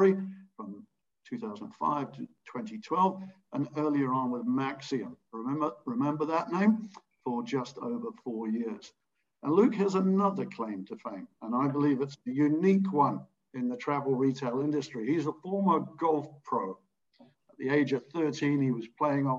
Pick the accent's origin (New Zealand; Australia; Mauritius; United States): New Zealand; moved away; my home country of New Zealand